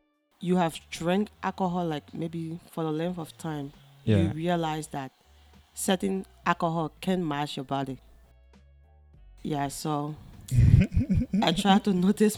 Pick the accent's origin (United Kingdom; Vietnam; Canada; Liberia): Liberia; now in China; I'm from Liberia. I'm in China presently, so I'm doing my master's environmental science and engineering